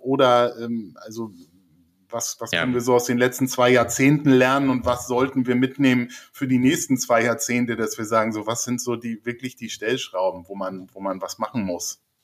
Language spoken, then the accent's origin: German; Lübeck, Schleswig-Holstein, Germany; ich komme aus Lübeck, die erste McDonalds-Filiale aufgemacht hat